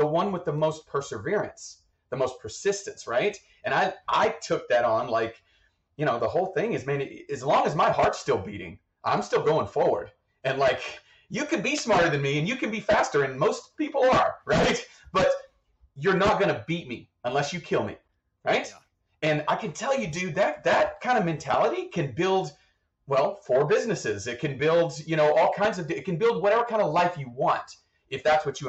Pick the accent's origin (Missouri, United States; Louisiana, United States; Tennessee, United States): Tennessee, United States; East; moved away; also born or lived in Texas; I grew up in East Tennessee for a huge portion of that without any electricity or running water